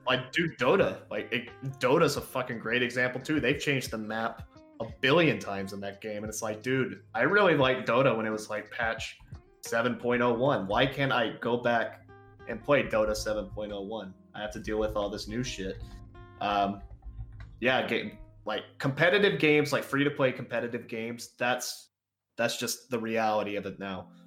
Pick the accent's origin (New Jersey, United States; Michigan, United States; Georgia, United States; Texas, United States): Texas, United States; I'm from Texas